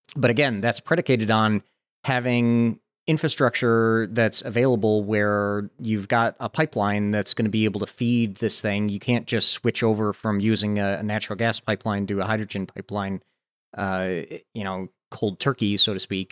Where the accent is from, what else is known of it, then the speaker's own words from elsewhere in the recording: Santa Barbara, California, United States; here in my hometown, the University of California, Santa Barbara